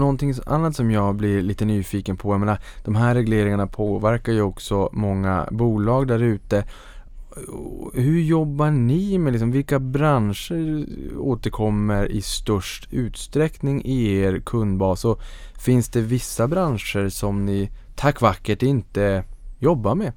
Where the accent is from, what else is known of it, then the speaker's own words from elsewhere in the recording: Norrland, Sweden; jag är en sävlig norrlänning